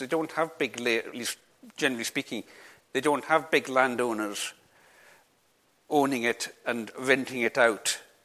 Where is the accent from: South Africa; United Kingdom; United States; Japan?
United Kingdom; England; also born or lived in Isle of Lewis; I was born in England, my mother's English